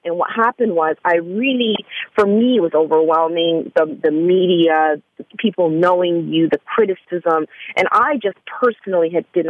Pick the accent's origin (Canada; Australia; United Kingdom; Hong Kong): Canada; now in Atlanta, United States; let me say full disclosure, I am from Canada, and I had only been in Atlanta for about, I'd say almost a full year, fully.